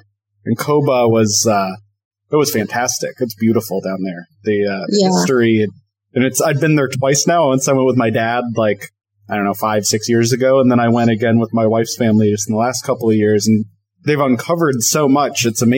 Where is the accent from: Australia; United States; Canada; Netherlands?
United States; Colorado; also born or lived in Portland; now in California, United States; I grew up in Colorado